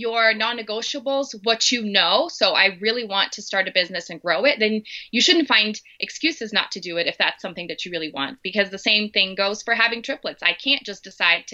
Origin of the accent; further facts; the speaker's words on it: Brazil; English is a second language; moved away as an adult; now in Denver, United States; So I'm originally from Brazil. I grew up there my entire life, and then I married my American husband and ended up in the U.S.